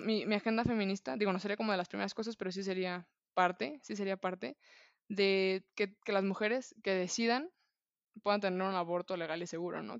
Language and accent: Spanish; Guadalajara, Jalisco, Mexico; como buena tapatía